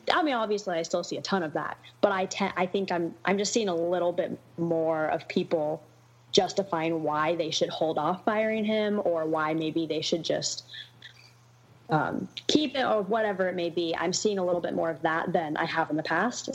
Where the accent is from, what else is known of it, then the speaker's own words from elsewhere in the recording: Portland, Oregon, United States; I was born and raised in Portland